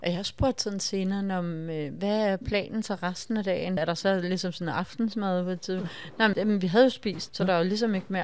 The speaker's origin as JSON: {"language": "Danish", "country": "Denmark", "said": "vi danskere"}